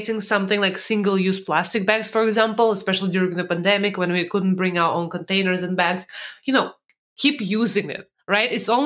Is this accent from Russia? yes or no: yes; Russia; moved away; when I was born in Russia, in USSR